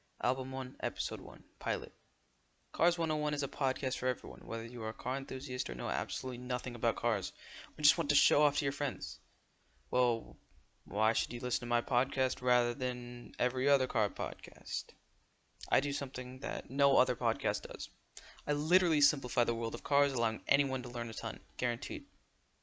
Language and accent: English; United States; I'm American